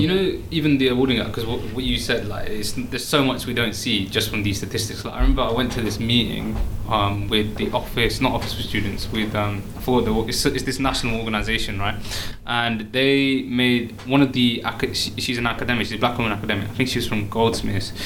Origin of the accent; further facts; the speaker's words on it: Oxford, South East England, United Kingdom; I'm from Oxford